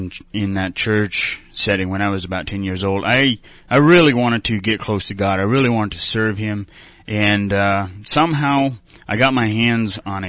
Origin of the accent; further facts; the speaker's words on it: Pennsylvania, United States; I grew up in Pennsylvania in a small, not a really small community, but a an Amish community in about 60 miles north of Pittsburgh.